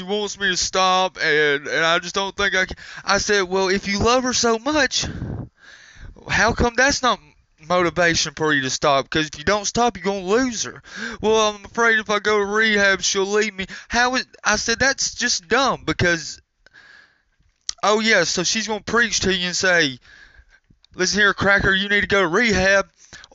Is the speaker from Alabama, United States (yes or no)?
yes; Alabama, United States; I'm from Alabama